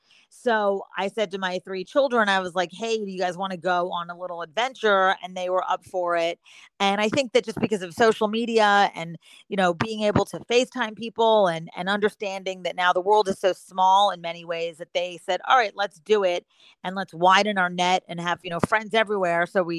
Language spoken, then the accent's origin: English; Philadelphia, Pennsylvania, United States; moved away as an adult; also born or lived in New York / Los Angeles; now in the Carolinas, United States; I grew up in Philadelphia, and then after college, I worked in Philadelphia for a couple of years